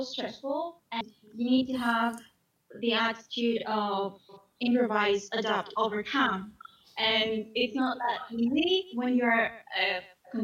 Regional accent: Greece; moved away as an adult; now in Scotland, United Kingdom; I'm from Greece

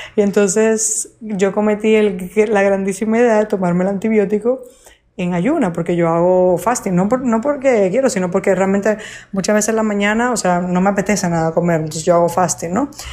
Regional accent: Dominican Republic; moved away; República Dominicana y era algo que como mi país eh, es mi país natal

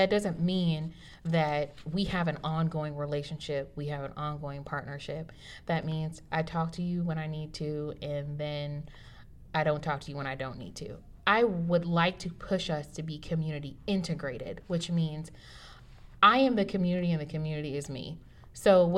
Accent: United States; I'm African American, and my ancestors did not choose to come here

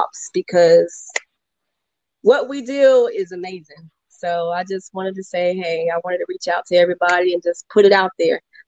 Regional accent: Virginia, United States; I am from Virginia

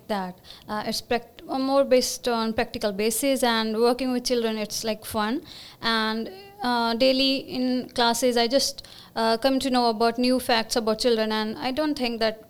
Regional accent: Punjab, India; moved away as an adult; now in Montreal, Canada; basically I'm from India, Punjab. So I came to Canada 6 months ago

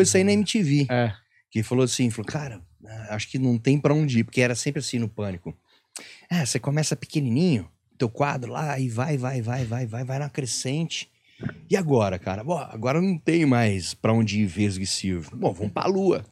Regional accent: Penápolis, São Paulo, Brazil; moved away as an adult; eu sou lá de Penápolis. Minha referência era TV aberta

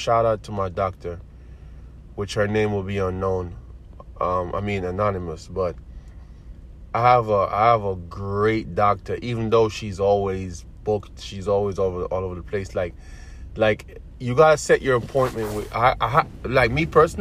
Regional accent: Jamaica; now in United States; I'm from Jamaica, born and raised.

